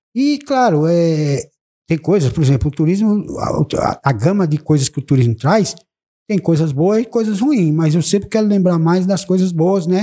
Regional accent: Bahia, Brazil; eu sou brasileiro, baiano, E moro no município de Palmeiras

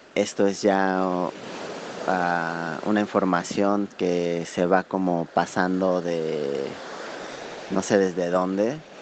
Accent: Mexico; soy de México

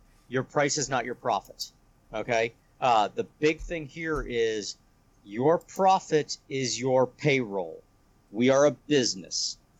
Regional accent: Texas, United States; I'm from Texas.

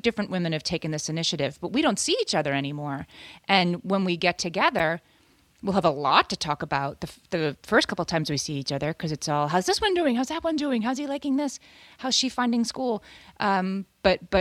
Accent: Scranton, Pennsylvania, United States; now in New York City, United States; when I grew up in Scranton.

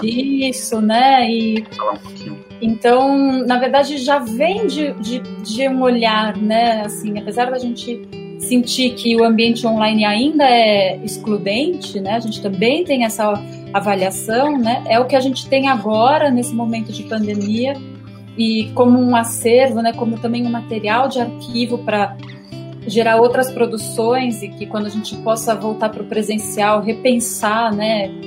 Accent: São Paulo, Brazil; eu sou de São Paulo

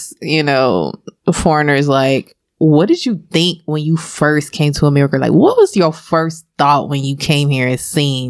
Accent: United States; because I'm American

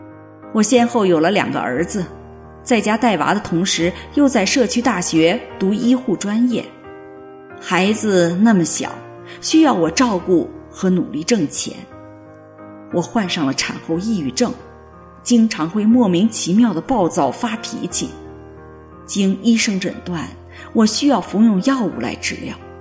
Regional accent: Guangxi, China; moved away as an adult; now in United States; 我的家乡是山歌缭绕的刘三姐的故乡广西。大学毕业以后，我考进了政府税务部门，成为了一名公务员。

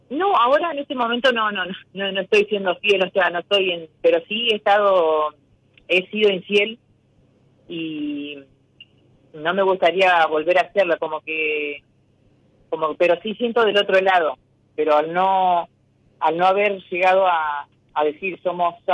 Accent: Gualeguaychú, Entre Ríos, Argentina

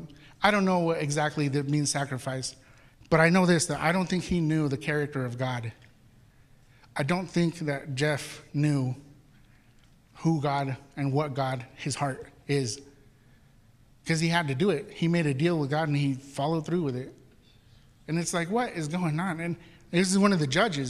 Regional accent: Mexico City, Mexico; moved away; I'm from Mexico City where we say Chihuahua

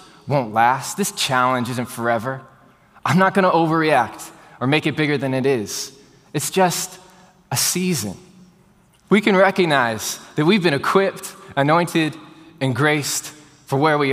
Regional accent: Houston, Texas, United States; for everyone that was born and raised in Houston, Texas, like I was

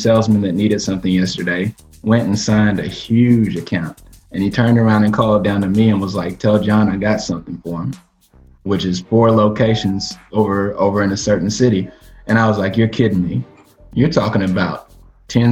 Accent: Batesville, Arkansas, United States; moved away; Back in my hometown, Batesville, Arkansas

